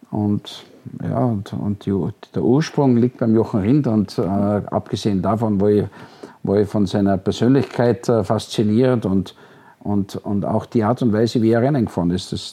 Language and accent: German; Austria; Rindt-Fan, als Österreicher klar.